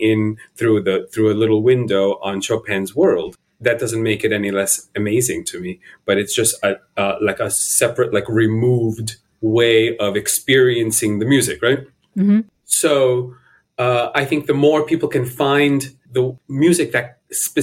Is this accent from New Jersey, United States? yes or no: yes; New Jersey, United States; born or raised there; also born or lived in La Paz, Bolivia